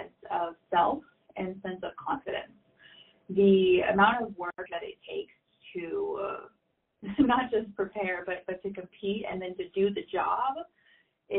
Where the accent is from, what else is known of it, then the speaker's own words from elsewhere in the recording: Arkansas, United States; I was from Arkansas